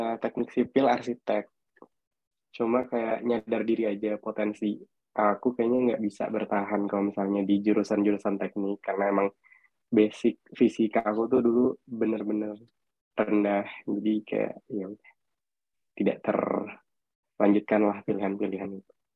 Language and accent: Indonesian; Makassar, South Sulawesi, Indonesia; moved away; Aku asalnya dari Makassar